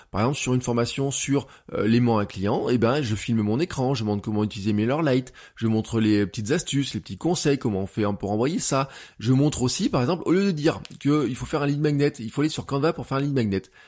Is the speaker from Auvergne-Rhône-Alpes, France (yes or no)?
yes; Auvergne-Rhône-Alpes, France; En tant qu'Auvergnat